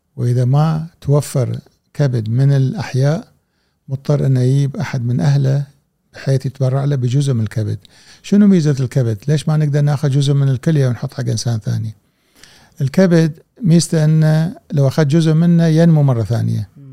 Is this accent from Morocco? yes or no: no; Kuwait